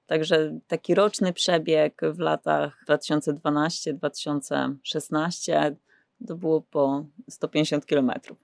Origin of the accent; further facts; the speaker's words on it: Pabianice, Łódź Voivodeship, Poland; Pochodzę z Pobianic, to mhm. też takie małe miasto, może nie takie małe, e, pod Łodzią